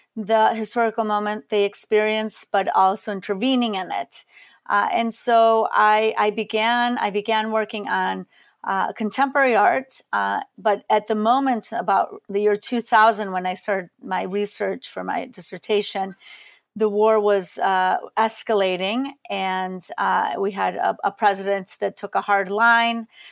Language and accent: English; Colombia; moved away; also born or lived in Chicago, United States; I am Colombian. I was born in Colombia